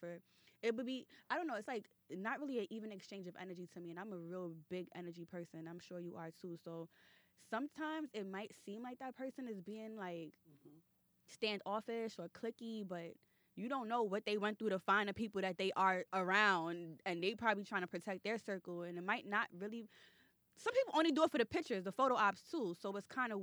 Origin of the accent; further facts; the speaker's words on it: New York City, New York, United States; I'm from Brooklyn.